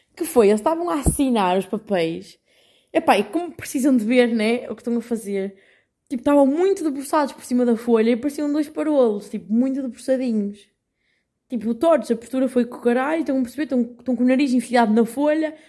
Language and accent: Portuguese; Portugal; moved away as an adult; now in Netherlands; eu sou portuguesa